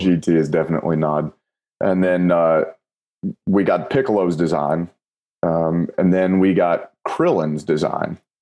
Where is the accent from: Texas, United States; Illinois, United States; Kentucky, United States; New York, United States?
Kentucky, United States; I'm from Kentucky